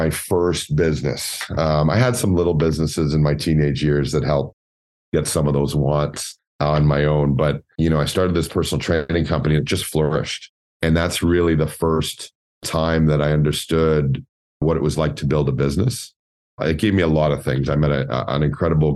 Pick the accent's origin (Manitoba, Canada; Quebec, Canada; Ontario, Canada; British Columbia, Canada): Ontario, Canada; Scarborough; I grew up in Scarborough, single parent